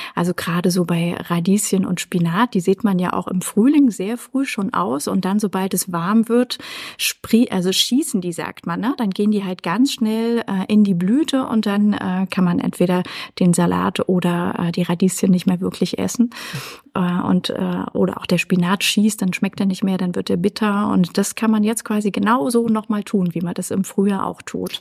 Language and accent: German; Erfurt, Thuringia, Germany; in Erfurt in meiner Heimatstadt